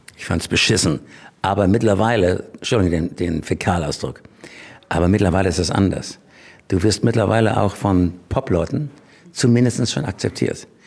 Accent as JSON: {"language": "German", "region": "Schleswig-Holstein", "country": "Germany", "tie": "born or raised there", "said": "ich bin in Schleswig-Holstein groß geworden"}